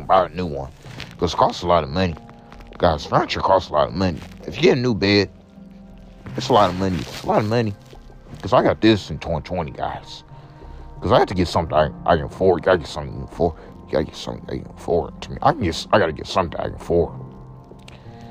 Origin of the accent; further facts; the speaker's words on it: the East Side, Illinois, United States; I'm from the East Side, guys. Just let you guys know, I wasn't born in St. Louis, but. I was from the East Side